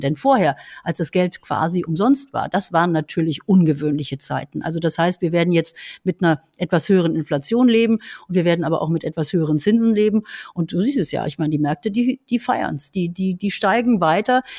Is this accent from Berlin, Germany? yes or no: yes; Berlin, Germany; bei uns in Berlin